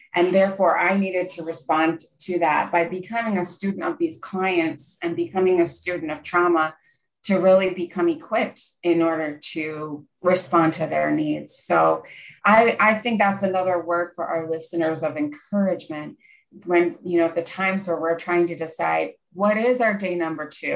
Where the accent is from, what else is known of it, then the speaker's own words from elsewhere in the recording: Pennsylvania, United States; I grew up in Pennsylvania in the USA. We're in the Northeast, and I lived about one hour north of Philadelphia